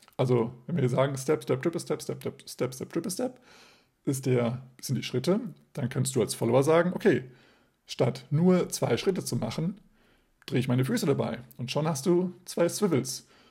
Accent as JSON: {"language": "German", "country": "Germany", "said": "wir als Deutsche"}